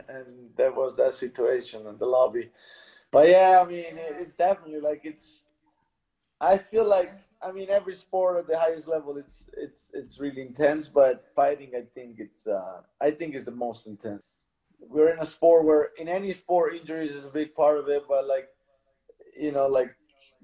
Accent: Mezzocorona, Trentino-Alto Adige, Italy; Mezzo Corona is the name of my place.

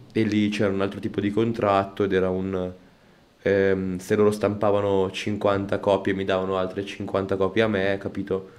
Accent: Como, Lombardy, Italy; Io sono di Como

